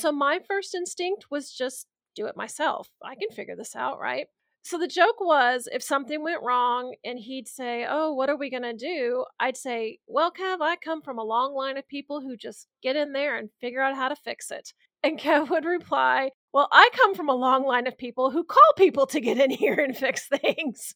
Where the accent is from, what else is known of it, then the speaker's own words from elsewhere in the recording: Midwest, United States; we're from the Midwest.